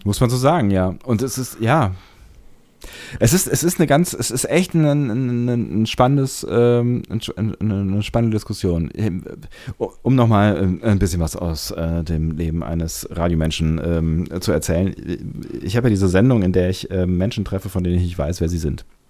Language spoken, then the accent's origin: German; Germany; speziell bei uns in Deutschland